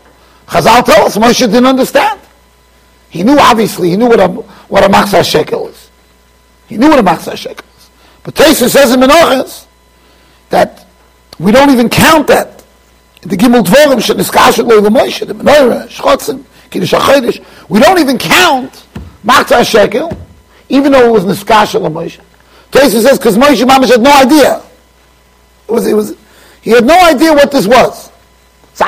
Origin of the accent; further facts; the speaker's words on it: United States; also born or lived in Jerusalem; I'm here from America